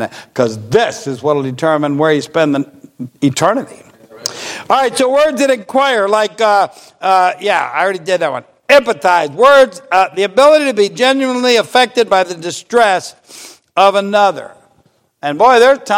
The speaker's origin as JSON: {"language": "English", "country": "United States", "said": "I'm an American"}